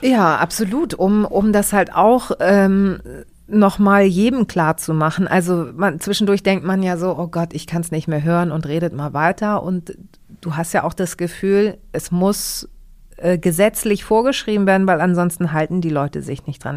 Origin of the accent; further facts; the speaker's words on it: Hamburg, Germany; ich bin ja in Hamburg geboren und ähm, bin auch bei einer deutschen Tagesmutter groß geworden